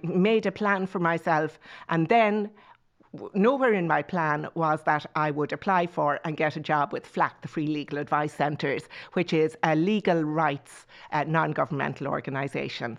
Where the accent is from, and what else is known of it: Tipperary, Munster, Ireland